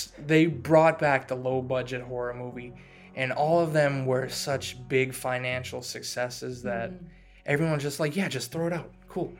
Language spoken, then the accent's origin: English; Massachusetts, United States; I'm from Massachusetts.